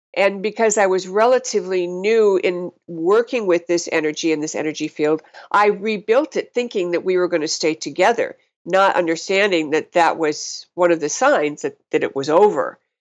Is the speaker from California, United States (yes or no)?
no; North Ridgeville, Ohio, United States; moved away as an adult; also born or lived in Madison, Wisconsin / West Coast / Montana; grew up in a little town called North Ridgeville, Ohio